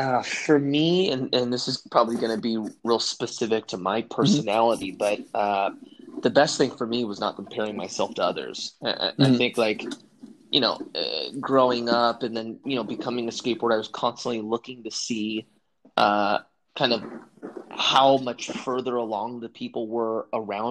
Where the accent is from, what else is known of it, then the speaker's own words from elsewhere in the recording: Southern California, United States; I grew up in Southern California